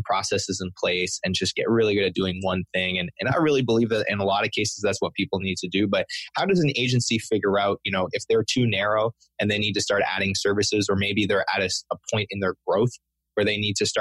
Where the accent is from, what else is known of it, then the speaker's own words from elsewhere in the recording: Canada; I'm French Canadian, and I feel like I can say this because I am a French Canadian